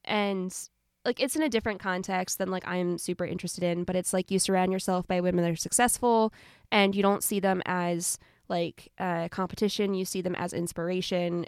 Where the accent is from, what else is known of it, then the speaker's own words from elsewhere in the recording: Southern Ohio, United States; I'm from Southern Ohio.